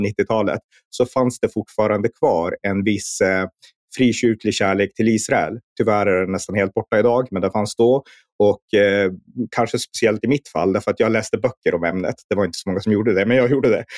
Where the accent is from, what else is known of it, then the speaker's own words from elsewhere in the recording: Norrland, Sweden; när jag växte upp här uppe i Norrland